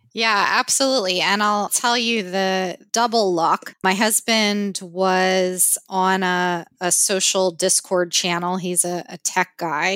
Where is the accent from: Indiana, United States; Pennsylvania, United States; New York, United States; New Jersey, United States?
Pennsylvania, United States; moved away as an adult; also born or lived in San Francisco Bay Area, California; now in Victoria, Canada; I grew up, as did my husband, in Pennsylvania